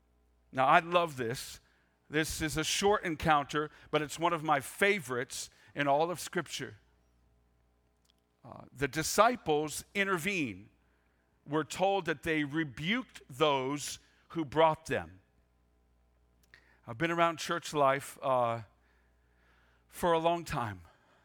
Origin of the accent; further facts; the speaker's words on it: Maine, United States; I grew up in Pasty, Maine. I use the word pasty because the gray you see outside today was pretty much my existence growing up, even in July and August, for goodness sakes. It's really cold in Maine.